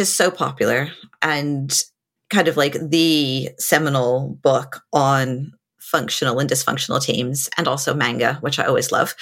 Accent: United States; I'm also American

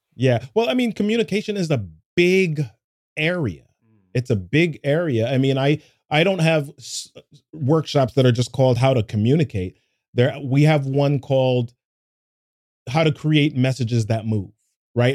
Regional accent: New York City, New York, United States; when I was a kid growing up in New York City

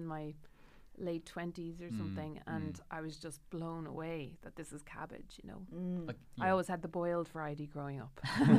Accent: Ireland; we're Irish people

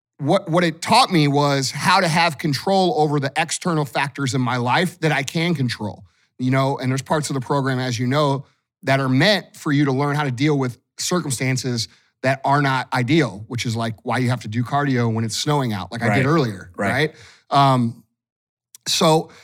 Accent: St. Louis, Missouri, United States; I'm from St. Louis, just like all you guys listening probably are.

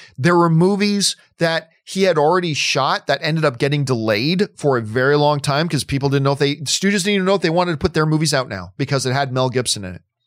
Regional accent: Hamilton, Ontario, Canada; now in United States; Hamilton, Ontario, Canada is my hometown, that's where my family is

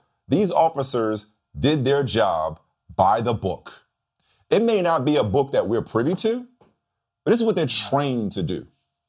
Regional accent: New Orleans, Louisiana, United States; I was raised on Tabasco in New Orleans.

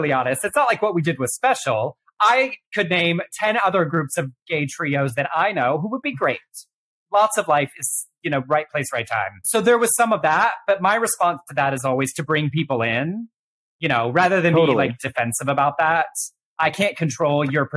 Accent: Texas, United States; growing up in the Southern Baptist Church in Texas

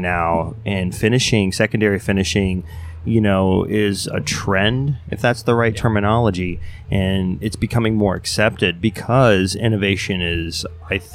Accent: Delaware, United States; I'm from Delaware

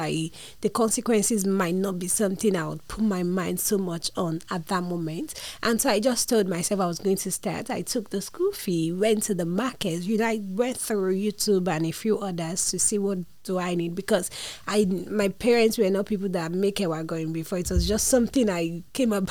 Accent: Lagos, Nigeria; I'm from a family of four, and I grew up in Lagos

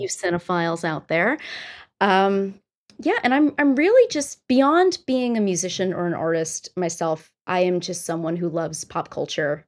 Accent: New Jersey, United States; from New Jersey, if you couldn't tell by my voice

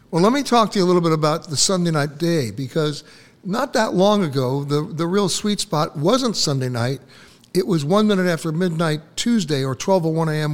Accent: New York City, New York, United States; when I was growing up in Manhattan

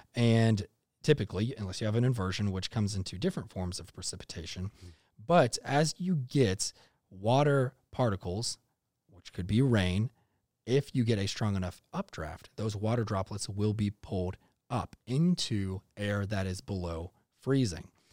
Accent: North Texas, United States; also born or lived in Iowa; growing up in North Texas, I, I did live in Iowa for a bit there, born there, moved to Texas when I was young

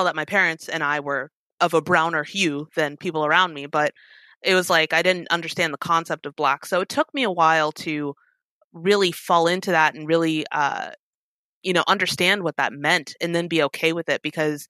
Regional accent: South Korea; also born or lived in Italy / Germany / Georgia; I grew up in Korea, Italy, a little bit of Germany. So apparently we lived in Georgia for like 2 years, but I was 2, so I don't remember it.

